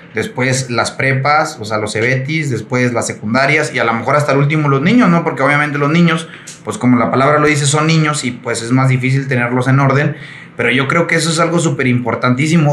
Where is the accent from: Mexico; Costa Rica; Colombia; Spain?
Mexico; nosotros como mexicanos